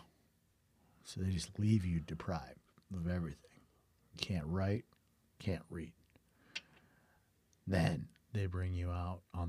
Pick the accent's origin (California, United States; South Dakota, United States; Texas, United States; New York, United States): South Dakota, United States; I'm a musician from South Dakota.